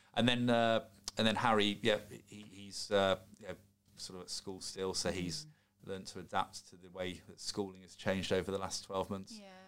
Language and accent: English; Solihull, West Midlands, United Kingdom; born in Solihull, whilst I'm half Scottish, I'm very English in terms of uh, I was born and brought up in England